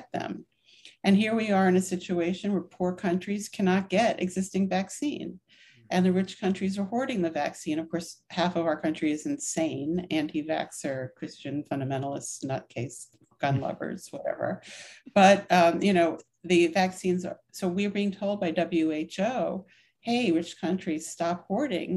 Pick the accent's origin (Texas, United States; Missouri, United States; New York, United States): New York, United States; I was born in 1958 in New York